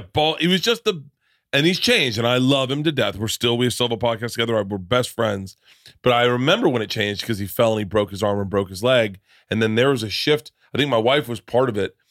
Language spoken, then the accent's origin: English; Florida, United States; moved away; also born or lived in New York; I grew up in Florida.